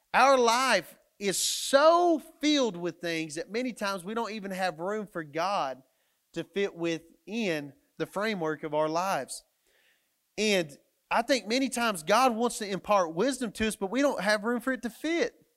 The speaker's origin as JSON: {"language": "English", "town": "Matador", "region": "Texas", "country": "United States", "tie": "born or raised there", "moved": "as an adult", "lives_now": "Canyon, United States", "said": "I was coming to a place where I was gonna move away from my hometown, which was Matador, Texas"}